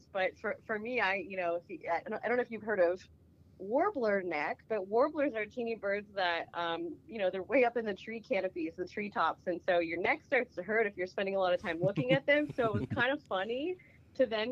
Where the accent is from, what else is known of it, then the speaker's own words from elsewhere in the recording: Appalachia, southwestern Pennsylvania, United States; moved away as an adult; also born or lived in Burlington, Vermont; now in Oregon, United States; I grew up in Appalachia, southwestern Pennsylvania, close to West Virginia